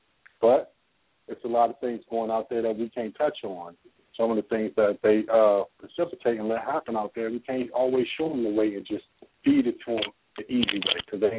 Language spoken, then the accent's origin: English; Washington, District of Columbia, United States; now in California, United States; I'm from D.C.